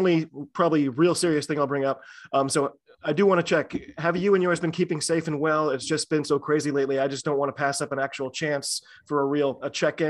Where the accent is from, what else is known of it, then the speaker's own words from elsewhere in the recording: United States; I'm an American rugby fan who follows the game wherever I can find it, all over the globe.